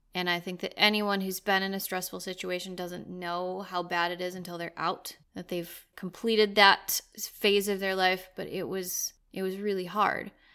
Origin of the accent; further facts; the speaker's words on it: United States; moved away as an adult; now in Sweden; we're both American, our families are from there